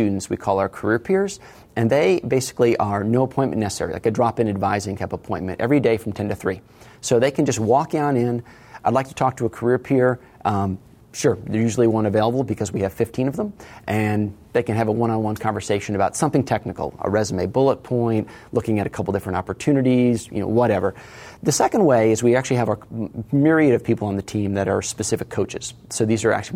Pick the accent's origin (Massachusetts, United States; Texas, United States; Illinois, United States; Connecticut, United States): Connecticut, United States; also born or lived in North Carolina / Washington, D.C.; now in San Diego, United States; I grew up in Connecticut